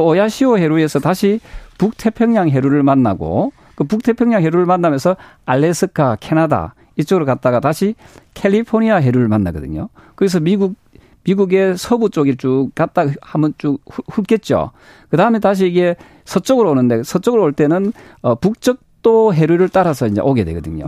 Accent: Busan, South Korea; 부산 출신인데도

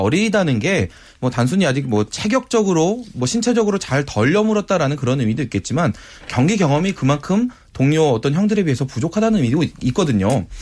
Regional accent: South Korea; 저도 한국인이라서

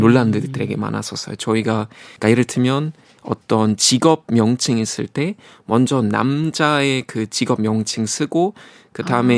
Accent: Germany; Korean is a second language; moved away as an adult; now in South Korea; 독일에서 왔다고 하면

